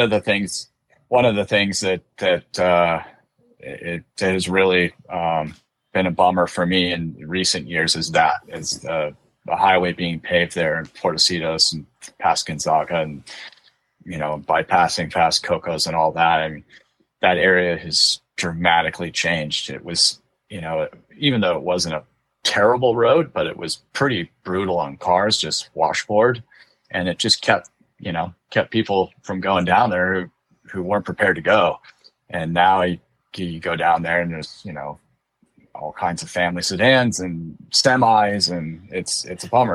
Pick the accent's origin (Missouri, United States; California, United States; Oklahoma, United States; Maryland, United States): California, United States; also born or lived in Livonia, Michigan / San Juan Capistrano, California; I was raised in California and kind of a California kid through and through